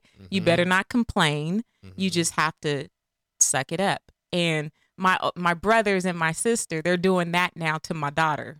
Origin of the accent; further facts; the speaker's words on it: Sunnyvale, California, United States; also born or lived in Belmont, California; I grew up all over the place when my dad was playing football. I grew up in Sunnyvale, California, Belmont, California.